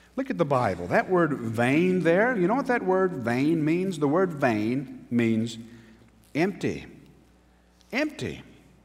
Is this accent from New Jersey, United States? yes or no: no; Newnan, Georgia, United States; moved away as an adult; So when I moved back to Newnan